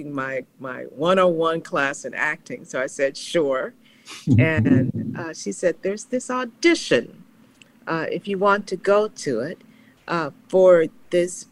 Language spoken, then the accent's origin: English; Dallas, Texas, United States; moved away; also born or lived in Chicago; Growing up in Dallas, Texas, the child of Leonel Taylor, a single mom, south of the Trinity River